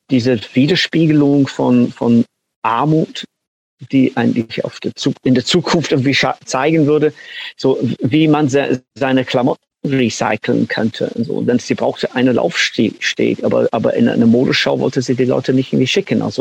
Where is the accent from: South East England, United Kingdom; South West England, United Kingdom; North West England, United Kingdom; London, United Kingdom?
North West England, United Kingdom; German is a second language; Also so, ich, ich komme aus Manchester und ich komme auch aus einer kleinen Stadt am, am Rand von Manchester.